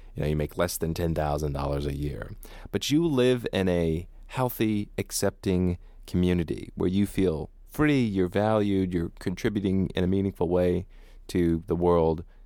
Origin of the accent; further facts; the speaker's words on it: United States; Growing up in America, if you come from any kind of more right-wing background